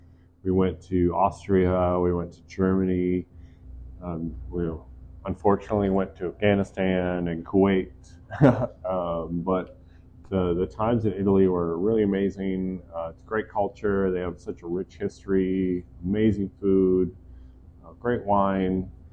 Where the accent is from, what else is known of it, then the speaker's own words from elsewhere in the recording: Santo Domingo, Distrito Nacional, Dominican Republic; born there; Like I was born in the Dominican Republic in Santo Domingo. Mm-hmm. My parents were missionaries there.